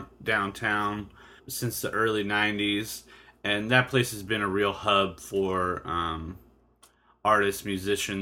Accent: East County, San Diego, California, United States; growing up in the East County

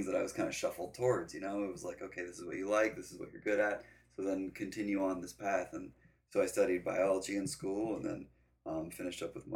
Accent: Denver, Colorado, United States; I grew up in Denver, Colorado

